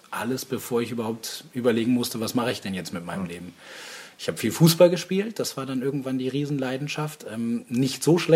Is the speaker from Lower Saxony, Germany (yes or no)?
yes; Aurich, Lower Saxony, Germany; Äh, gebürtiger Ostfriesenjung. Mhm. Das heißt, äh, ganz oben im Norden, Nordwesten, Aurich. Ich bin Auricher